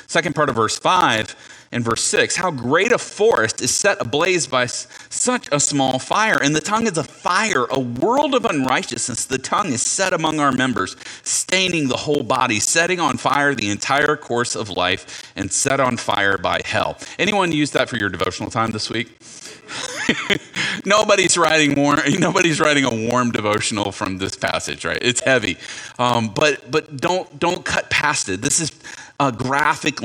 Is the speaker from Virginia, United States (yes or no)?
yes; near Newport News, Virginia, United States; I grew up near Newport News, Virginia